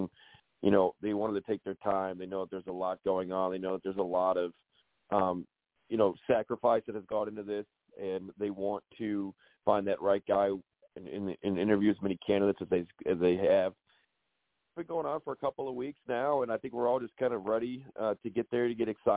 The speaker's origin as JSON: {"language": "English", "area": "outside of Chicago", "region": "Illinois", "country": "United States", "tie": "born or raised there", "said": "growing up outside of Chicago"}